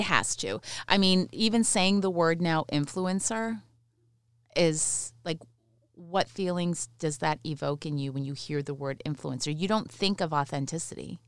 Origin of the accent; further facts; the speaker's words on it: London, Ontario, Canada; also born or lived in Mississauga; I was born there, but then I grew up, um, I spent until the end of eighth grade in London, Ontario